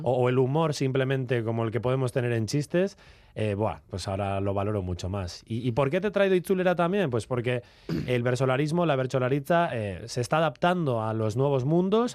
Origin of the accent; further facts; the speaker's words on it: Valle de Trápaga, Basque Country, Spain; el Valle de Trápaga, en mi pueblo